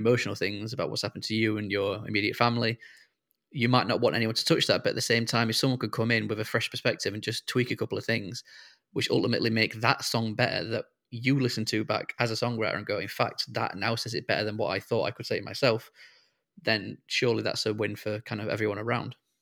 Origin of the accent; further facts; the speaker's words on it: Sheffield, Yorkshire and the Humber, United Kingdom; moved away as an adult; now in Liverpool, United Kingdom; I'm from Sheffield originally, and but I've lived in Liverpool now ever since uni